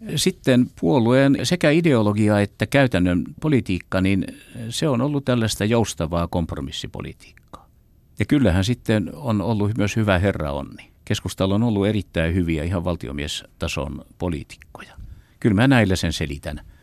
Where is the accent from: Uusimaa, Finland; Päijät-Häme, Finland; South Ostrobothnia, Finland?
South Ostrobothnia, Finland; Seinäjoki; Mä tulen itse Seinäjoelta